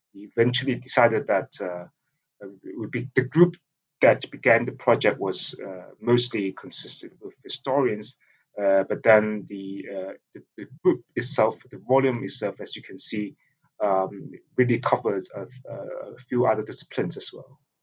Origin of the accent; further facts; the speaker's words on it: Hong Kong; I grew up in Hong Kong, uh, being immersed in sort of Chinese nationalist propaganda